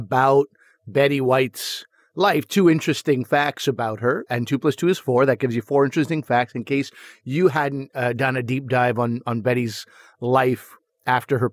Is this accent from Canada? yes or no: yes; Canada; two young brown boys growing up in Canada